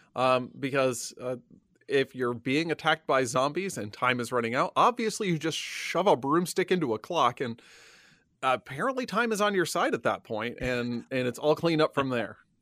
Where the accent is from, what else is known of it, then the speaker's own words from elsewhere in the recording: Illinois, United States; I grew up in Illinois